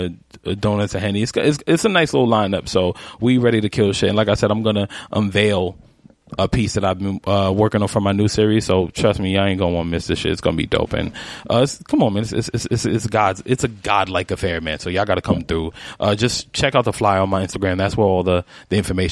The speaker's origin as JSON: {"language": "English", "region": "New York", "country": "United States", "said": "being a New Yorker"}